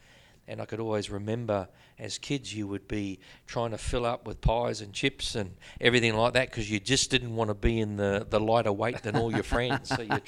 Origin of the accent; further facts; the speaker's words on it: New Zealand; Growing up in New Zealand, what there was no other sport.